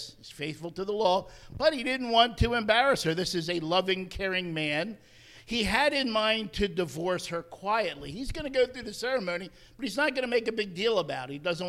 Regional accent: New Jersey, United States; moved away as an adult; also born or lived in Connecticut; I actually was ministering for 40 years in Connecticut, but I am from New Jersey. I grew up there.

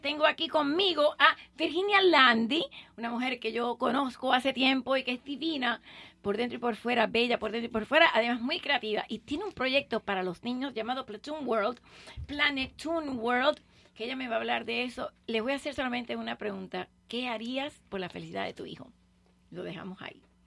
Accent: Puerto Rico; also born or lived in Cuba; now in Miami, United States; yo me crié en Puerto Rico, me siento cubano o puertorriqueña de pequeñita estuve allá

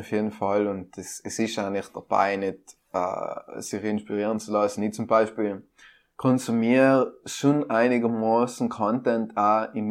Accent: South Tyrol, Trentino-Alto Adige, Italy; Ich bin ein Südtiroler Portal von der äußeren Welt.

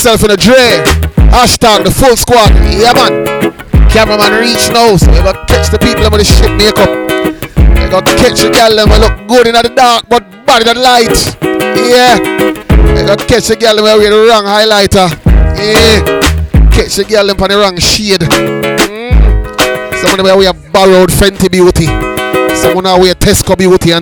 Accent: London, United Kingdom; I'm from London

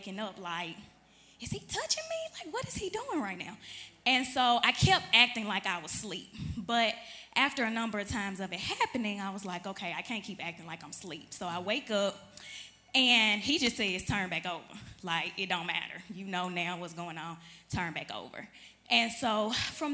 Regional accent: Chattanooga, Tennessee, United States; I'm from Chattanooga, Tennessee

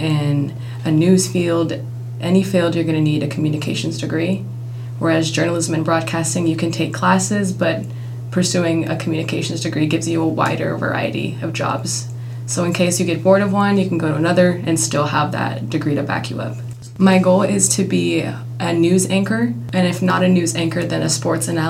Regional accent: Madras, Oregon, United States; also born or lived in Redmond, Oregon; I was born in Redmond, Oregon, but I was raised in Madras, Oregon

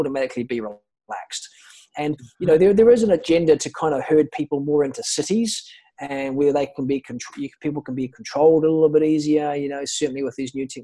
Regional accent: New Zealand; moved away as an adult; also born or lived in Ibiza; now in Thailand; I'm from New Zealand. I've been away traveling

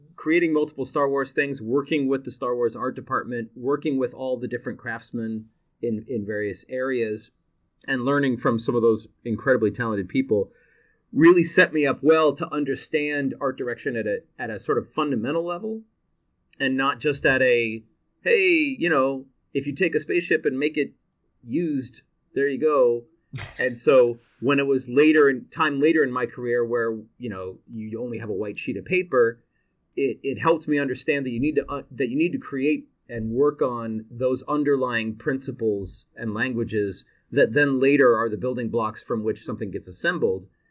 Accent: Seattle, Washington, United States; I was born and raised in Seattle

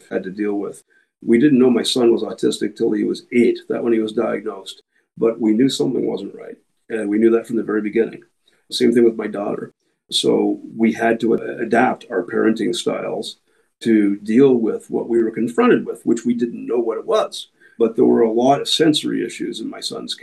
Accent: Canada; We are Canadian. We formed in a city called Guelph, Ontario

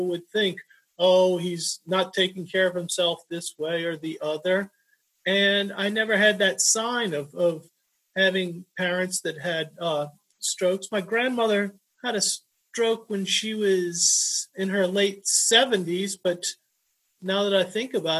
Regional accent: New Orleans, Louisiana, United States; now in Laredo, United States; I grew up in New Orleans, Louisiana, and none of my family really had strokes

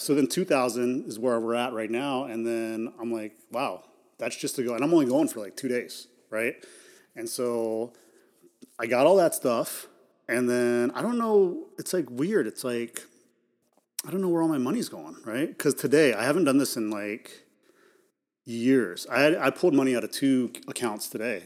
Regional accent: United States; being American

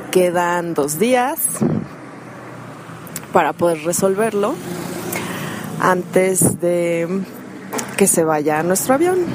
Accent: Oaxaca, Mexico; yo soy mexicana de Oaxaca.

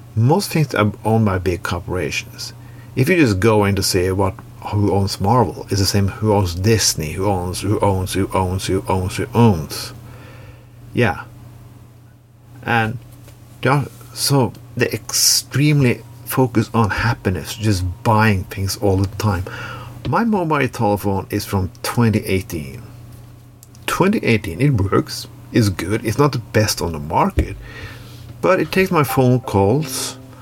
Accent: Norway; when I grew up in Norway in the 80s and 90s

